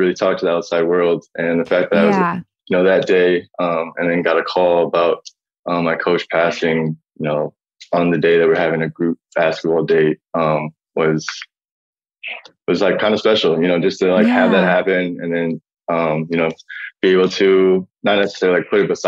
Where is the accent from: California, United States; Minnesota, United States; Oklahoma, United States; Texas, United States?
Minnesota, United States; I was from Minnesota